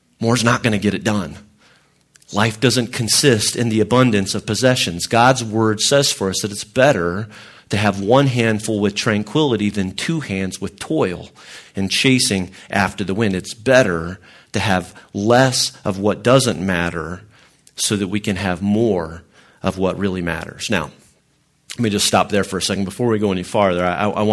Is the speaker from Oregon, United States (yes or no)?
no; Illinois, United States; I grew up in Illinois.